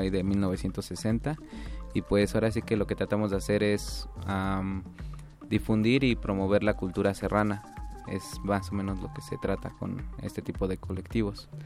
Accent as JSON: {"language": "Spanish", "area": "Gonagash", "region": "Oaxaca", "country": "Mexico", "said": "yo soy de Gonagash, que significa barro anaranjado"}